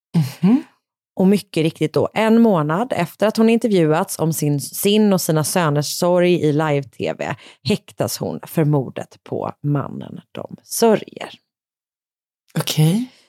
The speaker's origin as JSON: {"language": "Swedish", "town": "Gothenburg", "region": "Västra Götaland", "country": "Sweden", "said": "jag är från Göteborg"}